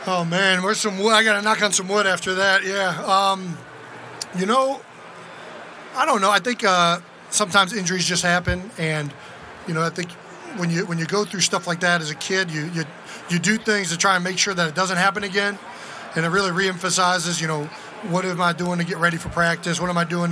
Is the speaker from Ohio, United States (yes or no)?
yes; Cleveland Heights, Ohio, United States; moved away; Growing up in Cleveland, we were always on the Browns